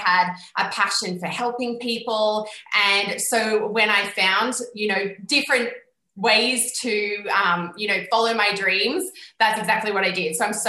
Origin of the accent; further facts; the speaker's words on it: Australia; moved away as an adult; now in Scotland; I am 29 years old. I'm originally from Australia, currently living in Scotland.